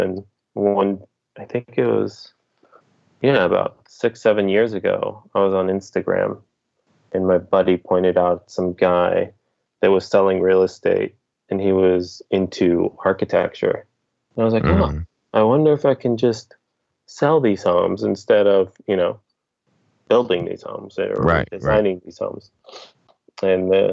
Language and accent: English; South Bay, California, United States; I'm from the South Bay